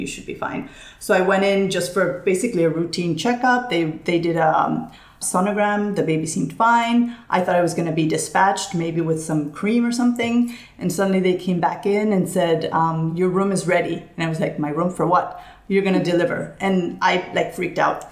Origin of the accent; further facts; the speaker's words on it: Barcelona, Catalonia, Spain; moved away as an adult; also born or lived in New York City, United States; I'm originally from Barcelona, but my mom is from the United States. So, I've grown up, I grew up in Barcelona all my life